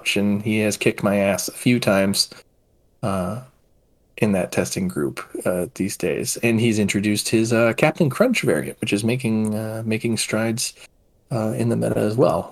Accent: Massachusetts, United States; I come from Massachusetts.

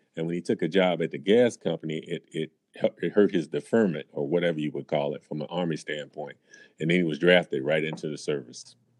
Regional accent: New York City, New York, United States; moved away as an adult; also born or lived in Philadelphia area / Cleveland; now in Chicago, United States; I grew up in uh, Brooklyn, New York

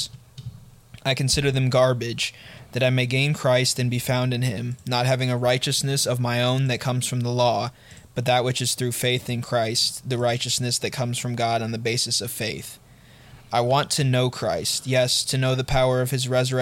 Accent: United States; We are American

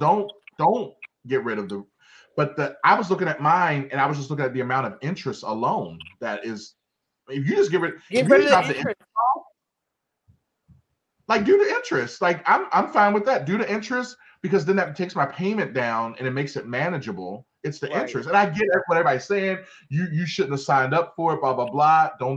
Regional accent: Baltimore, Maryland, United States; growing up in Baltimore, having spent time down at Lexington Market

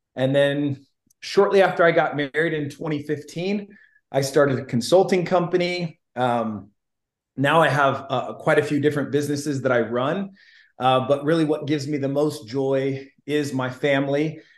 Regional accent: Illinois, United States; I'm originally from Illinois.

